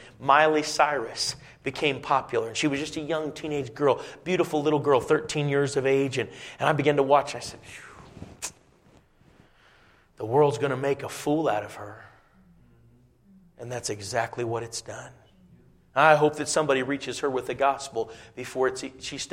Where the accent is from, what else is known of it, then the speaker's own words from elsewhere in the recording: Indiana, United States; I was growing up in Indiana, not just the northwest corner of Indiana, and we'd go often up to Chicago